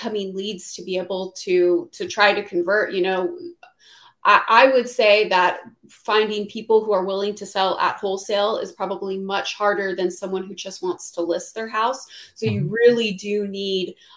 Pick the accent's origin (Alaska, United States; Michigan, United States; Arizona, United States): Arizona, United States; Phoenix; also born or lived in Los Angeles; I'm from Phoenix. That's where I am. I'm back in Phoenix now